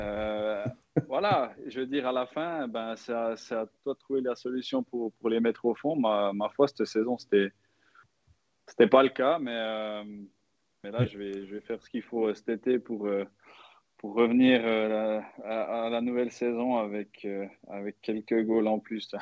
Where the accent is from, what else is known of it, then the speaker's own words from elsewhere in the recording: Switzerland; en tant que Suisse